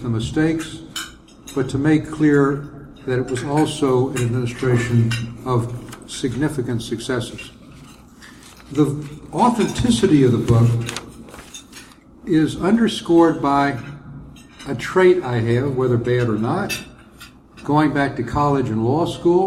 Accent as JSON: {"language": "English", "region": "the South", "country": "United States", "accent": "southern", "said": "my southern accent"}